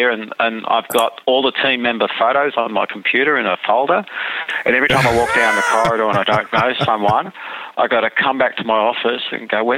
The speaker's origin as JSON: {"language": "English", "country": "Australia", "said": "we're just an Australian being an Australian"}